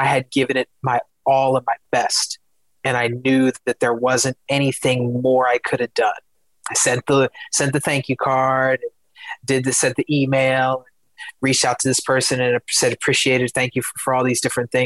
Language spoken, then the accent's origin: English; Philadelphia, Pennsylvania, United States; I'm originally from Philadelphia. Kobe Bryant was born like maybe, I don't know, 10 or 15 minutes away from where I was born. So growing up, like being from Philadelphia